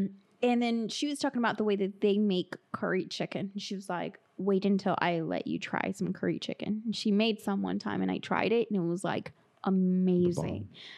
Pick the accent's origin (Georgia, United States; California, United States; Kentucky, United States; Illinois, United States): California, United States; Los Angeles; moved away; I'm originally from California, Los Angeles.